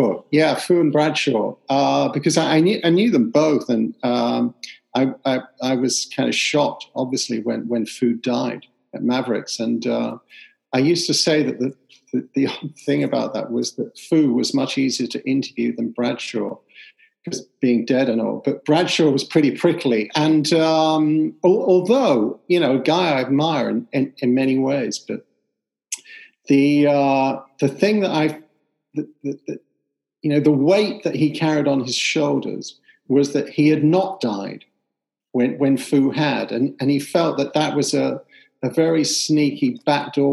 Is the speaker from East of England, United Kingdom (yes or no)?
no; London, United Kingdom; when I was a kid growing up in East London